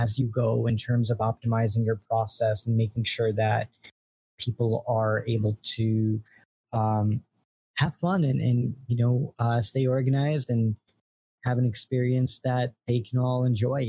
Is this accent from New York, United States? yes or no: yes; New York, United States; I'm from New York